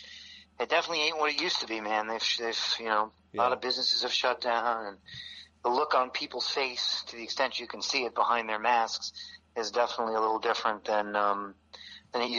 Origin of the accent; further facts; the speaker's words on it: New York City, New York, United States; moved away; I was born and raised in New York City